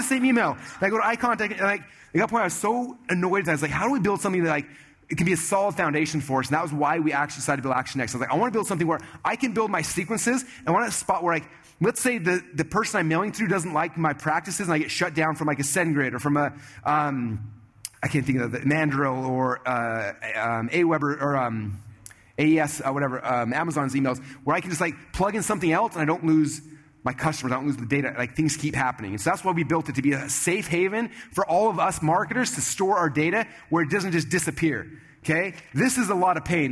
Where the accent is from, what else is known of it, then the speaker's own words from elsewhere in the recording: Sandy, Utah, United States; I grew up in Sandy, Utah, so we hung out with people in Sandy, Utah